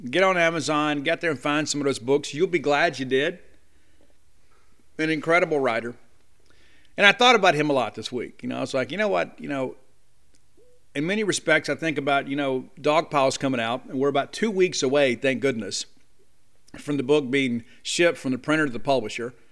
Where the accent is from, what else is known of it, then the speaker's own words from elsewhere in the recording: the South, United States; You know, we were Bulldogs, they're Bulldogs. We're from the South, they're from the South. We're both in the SEC.